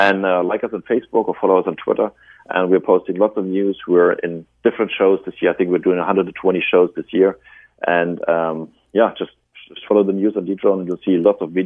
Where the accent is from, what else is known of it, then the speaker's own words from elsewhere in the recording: Germany; accent: German; We are originally started in Germany, as you know from my accent